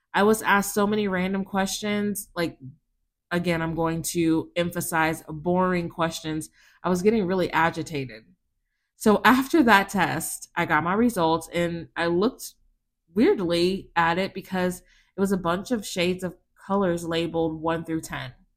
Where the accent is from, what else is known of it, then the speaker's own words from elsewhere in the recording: South Texas, United States; I grew up in South Texas